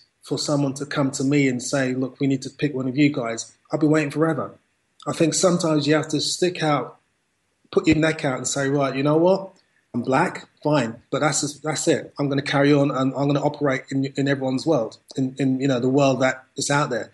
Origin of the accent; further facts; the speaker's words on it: United Kingdom; my family came from Jamaica. So I was brought up in Britain.